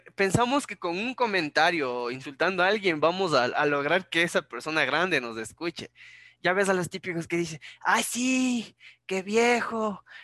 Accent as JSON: {"language": "Spanish", "country": "Ecuador", "said": "para mí como ecuatoriano"}